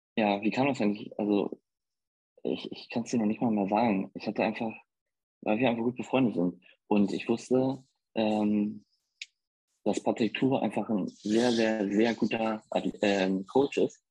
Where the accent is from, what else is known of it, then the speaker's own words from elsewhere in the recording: Brandenburg, Germany; accent: Berliner dialect; now in Hamburg, Germany; da ich aus Brandenburg komme, habe ich genau diesen Dialekt wie er